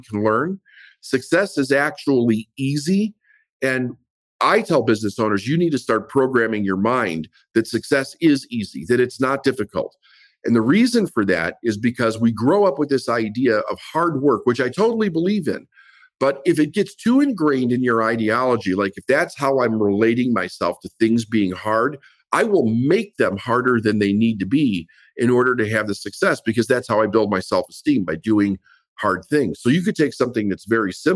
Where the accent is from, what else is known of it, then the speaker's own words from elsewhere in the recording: Chicago, Illinois, United States; I grew up in Chicago and everything was about doing it yourself